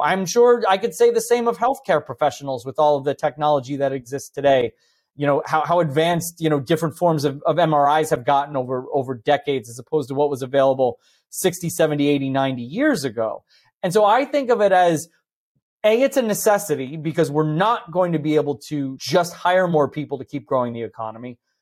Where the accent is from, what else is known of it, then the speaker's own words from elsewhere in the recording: New Jersey, United States; I grew up in New Jersey in the, almost literally in the shadow of Manhattan